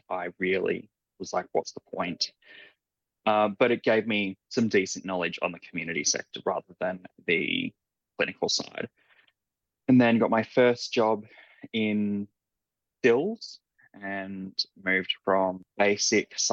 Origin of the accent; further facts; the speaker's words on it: Ipswich, Queensland, Australia; also born or lived in Raby Bay, Queensland; I spent my primary school through to early high school years in Ipswich and then moved to Raby Bay with the rest of the family